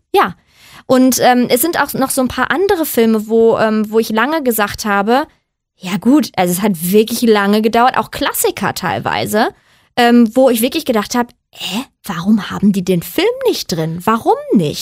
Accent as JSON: {"language": "German", "country": "Germany", "said": "ich komme aus Deutschland"}